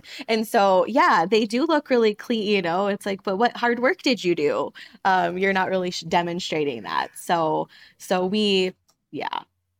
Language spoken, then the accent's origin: English; Montana, United States; I grew up just 2 hours away from where we currently live on the ranch in Great Falls, Montana.